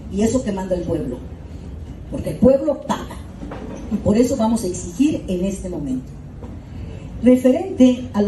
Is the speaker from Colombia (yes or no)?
no; Acapulco, Guerrero, Mexico; yo soy orúnica de Acapulco. Yo nací en el centro de Acapulco.